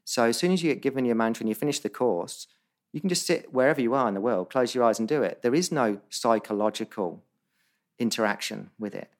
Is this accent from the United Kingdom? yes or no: yes; Northampton, East Midlands, United Kingdom; also born or lived in Bondi, Sydney, Australia; now in Sydney, Australia; Northampton where I grew up in England